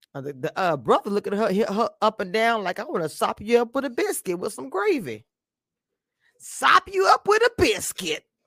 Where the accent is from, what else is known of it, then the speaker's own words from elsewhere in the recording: Louisiana, United States; also born or lived in the South; I'm from Louisiana